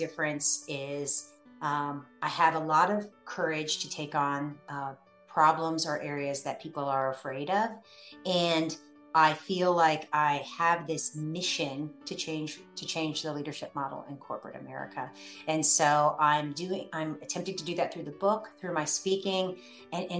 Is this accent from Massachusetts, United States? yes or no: no; Northern Virginia, United States; I grew up in Northern Virginia